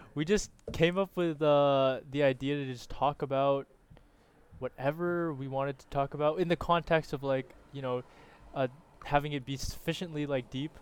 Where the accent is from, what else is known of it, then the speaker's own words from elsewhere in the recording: Canada; I'm a Canadian as well.